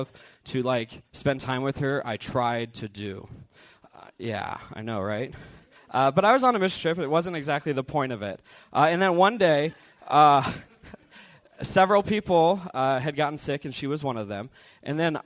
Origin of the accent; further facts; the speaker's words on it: Medford, Oregon, United States; moved away; I am from Medford, Oregon, which is about 8 hours south of here